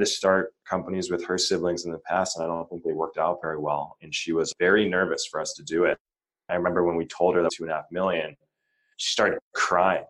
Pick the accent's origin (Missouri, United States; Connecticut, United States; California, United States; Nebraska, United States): California, United States; Laguna Beach; we grew up in Orange County, like Laguna Beach. I didn't grow up in Irvine